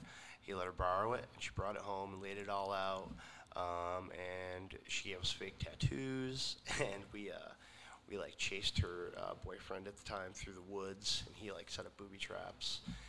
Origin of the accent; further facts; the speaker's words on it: Penn Yan, New York, United States; now in Ithaca, United States; I was born in the Finger Lakes. I was born in a little town called Peña, New York, which is short for Pennsylvania Yankee, actually.